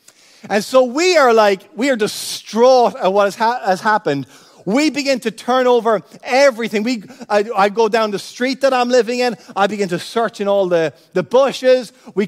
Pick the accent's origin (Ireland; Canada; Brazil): Ireland; Cork, Munster; also born or lived in United States; now in Florida, United States; when we moved from Cork here to Florida, I was born in the States, so I had an automatic citizenship in the United States. I had a dual citizenship.